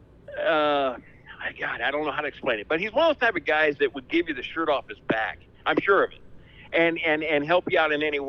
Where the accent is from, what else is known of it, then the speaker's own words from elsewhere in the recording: Fallon, Nevada, United States; now in Fernley, United States; I was born and raised in Fallon, which is 65 miles east of Reno